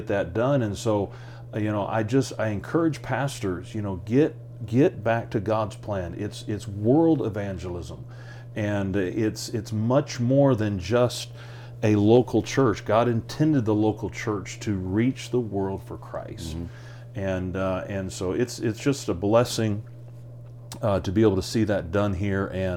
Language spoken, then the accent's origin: English; United States; moved away as an adult; I'm an American just like anybody else.